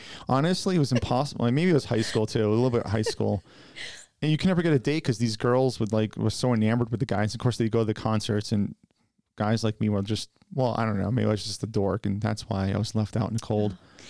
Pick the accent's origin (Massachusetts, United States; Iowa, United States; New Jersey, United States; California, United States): Massachusetts, United States; I grew up in Massachusetts. I had to suffer through